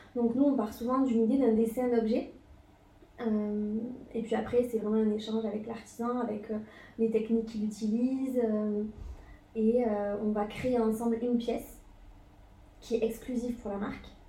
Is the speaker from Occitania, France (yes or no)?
yes; Toulouse, Occitania, France; also born or lived in Bordeaux; Je suis originaire de Toulouse